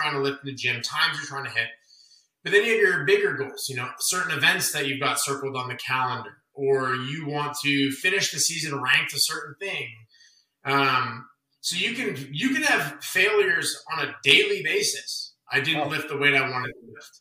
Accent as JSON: {"language": "English", "town": "Las Vegas", "region": "Nevada", "country": "United States", "said": "I'm from Vegas, and maybe this is just innate with me because I'm from here"}